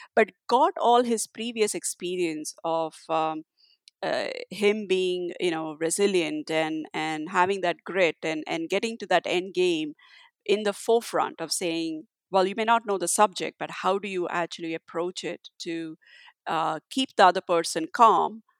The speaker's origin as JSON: {"language": "English", "country": "India", "tie": "born or raised there", "said": "my parents always encouraged me for doing whatever I wanted to do growing up in India"}